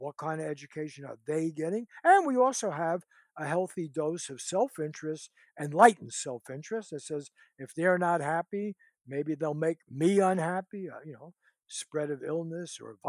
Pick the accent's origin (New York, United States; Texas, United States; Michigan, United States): New York, United States; Bronx; now in Los Angeles, United States; I came from the Bronx, you know, to L.A. I've been through the public school systems, and I teach at a wealthy college now.